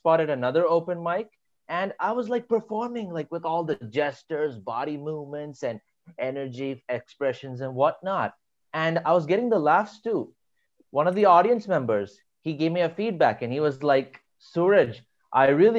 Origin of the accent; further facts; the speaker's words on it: India; I'm basically in India right now.